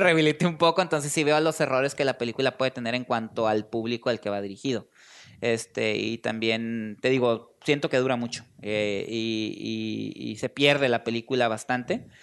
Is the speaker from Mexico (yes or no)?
yes; Mexico; los mexicanos, pues sí tenemos una afición fuerte por el fútbol